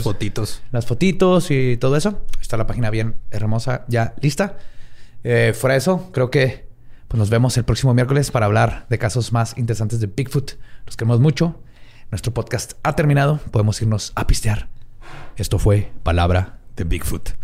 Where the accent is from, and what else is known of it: Mexico